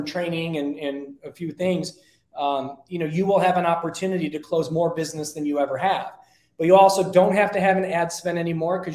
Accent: Detroit, Michigan, United States; now in Arizona, United States; I'm from Detroit

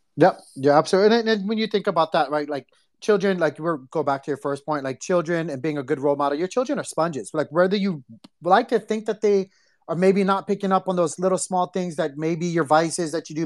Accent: Hawaii, United States; we grew up in Hawaii

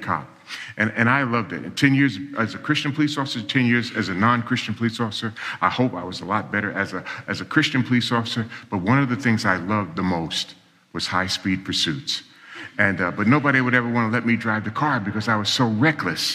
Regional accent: New York City, New York, United States; I was born and raised in New York City, and I grew up in a real dysfunctional family.

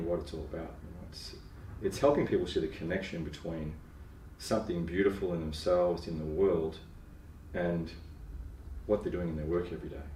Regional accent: Melbourne, Victoria, Australia; also born or lived in Asia; I grew up in Melbourne and grew up in the suburbs

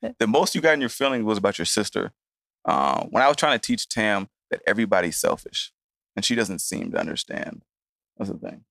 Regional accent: Atlanta, Georgia, United States; also born or lived in Chicago; Yeah, I grew up in Atlanta and Chicago.

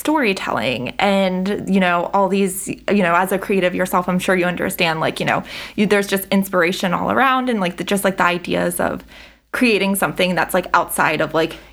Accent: Frederick, Maryland, United States; I am born and raised in Frederick, live in Frederick, very much Frederick

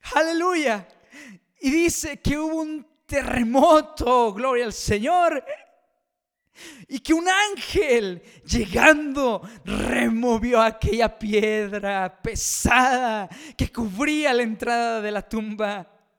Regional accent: Mexico; aquí en mi país México

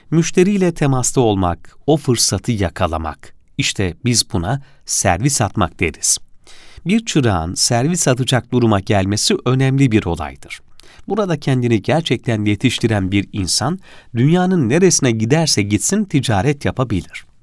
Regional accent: Kilis, Kilis Province, Turkey; Aslen Kilisliyim, babam kuyumcuydu.

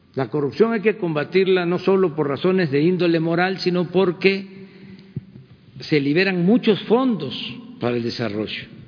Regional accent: Mexico; somos los mexicanos

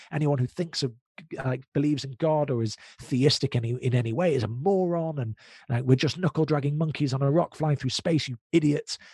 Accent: United Kingdom; we're British Jews. So we're British, but we're Jews

